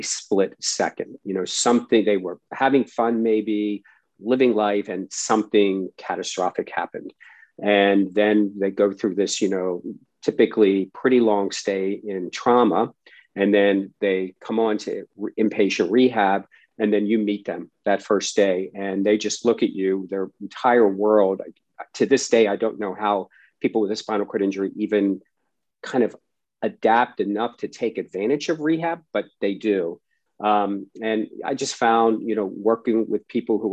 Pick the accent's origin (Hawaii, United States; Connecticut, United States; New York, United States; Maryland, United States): Maryland, United States; Baltimore; I grew up in Baltimore, Maryland